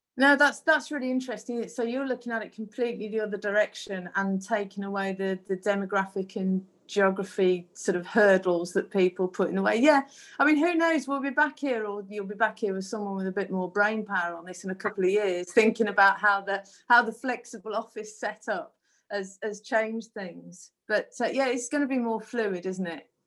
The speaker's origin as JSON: {"language": "English", "area": "Black Country", "region": "West Midlands", "country": "United Kingdom", "accent": "Black Country", "moved": "yes", "said": "my Black Country accent"}